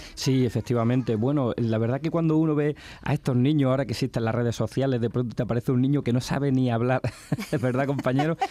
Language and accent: Spanish; Huétor-Tájar, Andalusia, Spain; de aquí, de, de, de mi pueblo, de Huetortaja